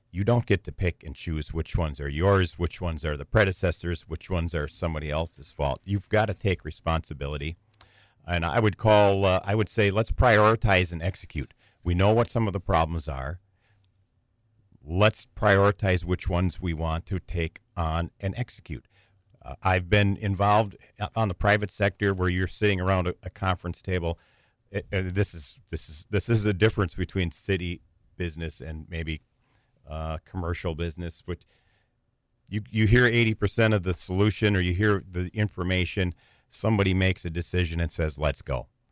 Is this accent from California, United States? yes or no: no; Green Bay, Wisconsin, United States; moved away as an adult; now in Wausau, United States; I grew up in Green Bay